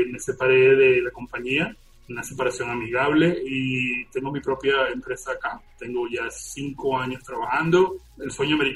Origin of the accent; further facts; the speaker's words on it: Venezuela; accent: Venezuelan; A través de la conversación quizás se, se note que mi, mi acento de venezolano esté un poco mezclado con un acento medio raro y palabras que van a salir en inglés, porque así